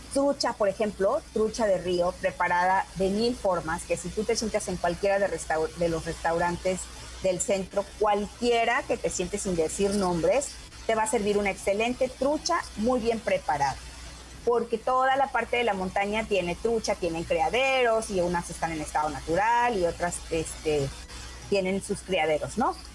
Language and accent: Spanish; Coatepec, Veracruz, Mexico; San Jerónimo es nuestro patrono del, del pueblo